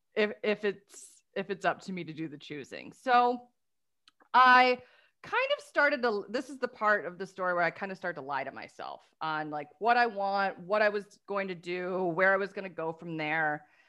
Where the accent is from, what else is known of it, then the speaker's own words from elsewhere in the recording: Detroit, Michigan, United States; we're from the Motor City